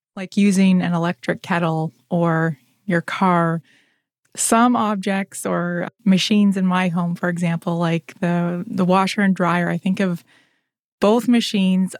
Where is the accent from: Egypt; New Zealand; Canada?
Canada; Ontario; a fellow Canadian and Ontarian